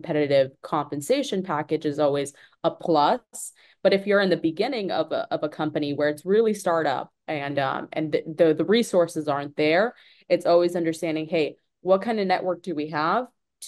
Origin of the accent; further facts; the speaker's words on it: Tampa, Florida, United States; I'm from Tampa Bay originally